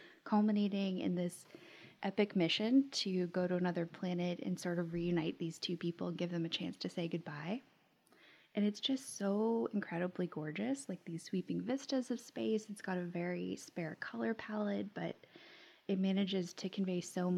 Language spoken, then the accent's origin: English; Florida, United States; I grew up in Florida and had the pleasure of going to like Kennedy Space Center for field trips